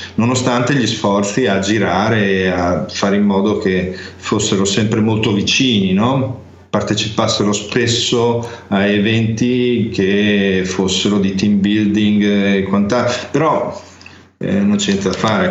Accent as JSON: {"language": "Italian", "town": "Ferrara", "region": "Emilia-Romagna", "country": "Italy", "tie": "born or raised there", "said": "a Ferrara, dove- che è la mia città natale"}